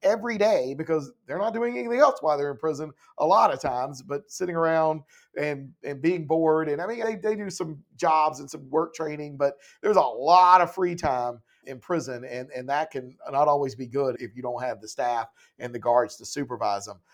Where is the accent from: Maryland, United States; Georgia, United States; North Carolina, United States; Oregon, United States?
North Carolina, United States; Laurinburg; I'm from Laurinburg